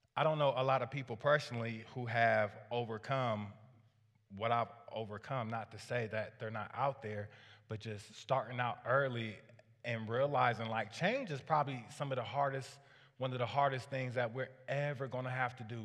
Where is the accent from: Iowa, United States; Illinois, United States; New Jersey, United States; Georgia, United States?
Iowa, United States; Waterloo; I grew up, uh, in a low-income family on the, uh, east side of Waterloo